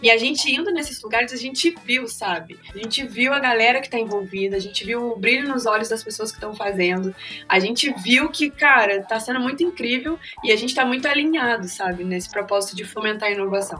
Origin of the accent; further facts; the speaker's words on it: Valença, Rio de Janeiro, Brazil; publicitária sou de Valença, interior do estado do Rio, que não é Vassouras